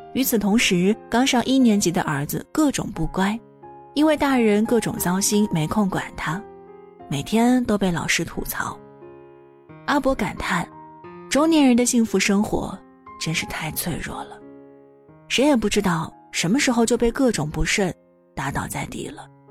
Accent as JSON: {"language": "Chinese", "region": "a small town in Shandong", "country": "China", "moved": "yes", "lives_now": "Beijing, China", "said": "像我这样一个来自山东小城普通家庭的孩子"}